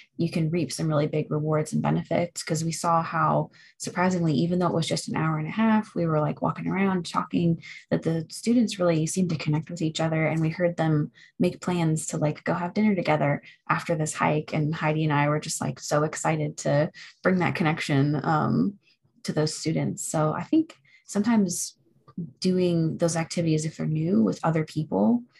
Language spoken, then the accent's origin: English; Florida, United States; now in Boone, United States; I'm originally from Florida